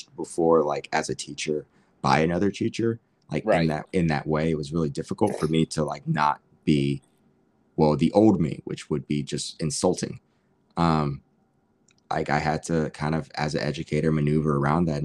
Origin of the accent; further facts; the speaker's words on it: United States; moved away as an adult; now in Tokyo, Japan; I'm Black and I'm from America